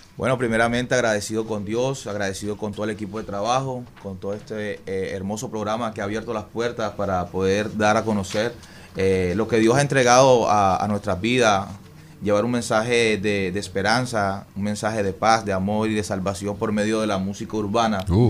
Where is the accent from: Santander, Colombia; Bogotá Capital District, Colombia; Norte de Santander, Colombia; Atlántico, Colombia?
Atlántico, Colombia; Barranquilla; yo vengo de Barranquilla, Colombia